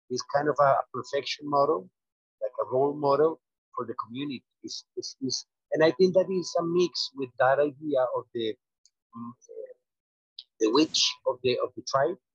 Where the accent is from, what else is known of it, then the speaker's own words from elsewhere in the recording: Colombia; in Colombia, you know that most of all, we were raised in the Catholic Church